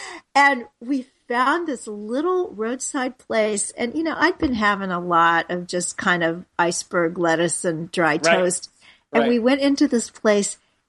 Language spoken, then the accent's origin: English; New York, United States; And so often when people find out I'm from New York, they say, oh, you have so many restaurants.